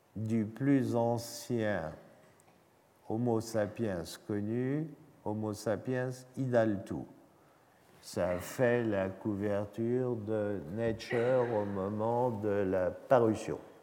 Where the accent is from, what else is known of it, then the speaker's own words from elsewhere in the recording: France; Nous avons en France